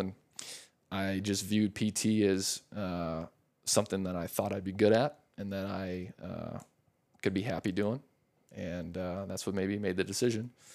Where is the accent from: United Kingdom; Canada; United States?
United States; La Crosse, Wisconsin; moved away as an adult; also born or lived in Madison, Wisconsin; now in Scottsdale, United States; born and raised in Wisconsin